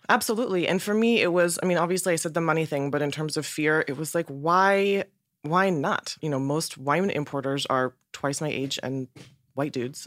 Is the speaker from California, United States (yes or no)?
yes; Northern California, United States; I'm from Northern California